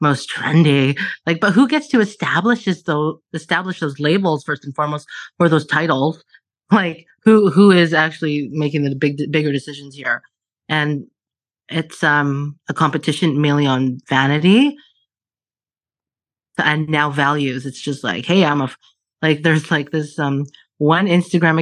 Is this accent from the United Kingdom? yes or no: no; Alberta, Canada; I was born and raised in Alberta